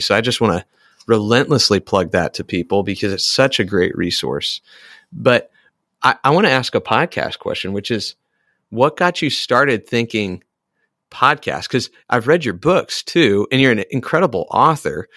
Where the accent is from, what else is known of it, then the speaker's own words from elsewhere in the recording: Iowa, United States; I am an Iowan and I'm an American.